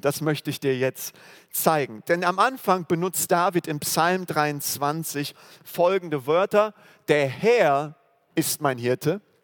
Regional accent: Germany; wir als Deutsche, also äh, wo wir herkommen

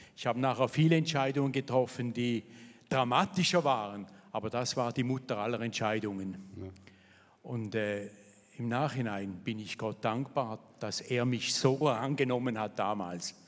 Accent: Thurgau, Switzerland; also born or lived in Vevey; ich bin aufgewachsen hier in der Nähe, im Thurgau in nichtchristlichem Elternhaus

